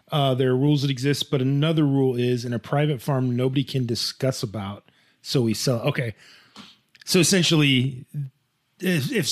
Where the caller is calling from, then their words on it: Addis Ababa, Ethiopia; hi, I like your show. I am from Addis Ababa, Ethiopia.